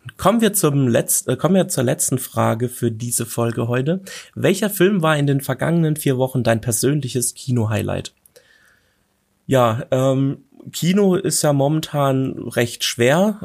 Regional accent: Germany; bei uns in Deutschland

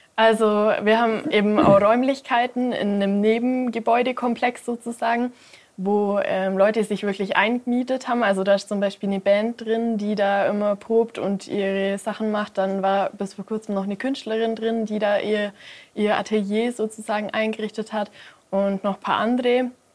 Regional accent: Mindelheim, Bavaria, Germany; auch gerade in meiner Heimatstadt

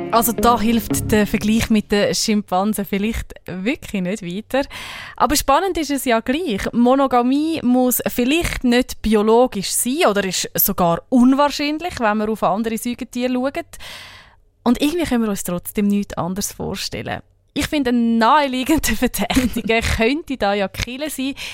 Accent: Switzerland; bei uns in der Schweiz

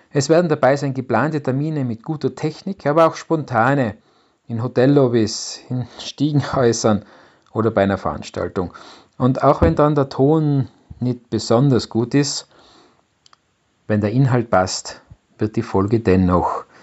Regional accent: Innsbruck, Tyrol, Austria; Ich bin aus Innsbruck in Österreich und bin seit 1998 IT-Unternehmer.

